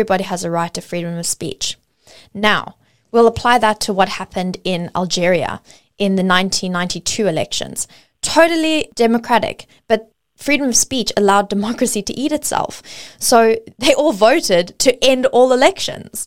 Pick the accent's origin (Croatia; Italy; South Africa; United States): South Africa; now in Australia; I grew up in South Africa before moving to Australia, and my education system was heavily focused, my history was heavily focused primarily on apartheid